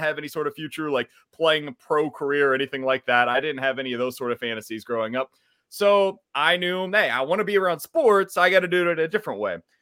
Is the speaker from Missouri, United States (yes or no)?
yes; Kansas City, Missouri, United States; moved away as an adult; also born or lived in Columbia, Missouri; now in St. Louis, United States; I'm from Kansas City originally, went to Blue Springs High School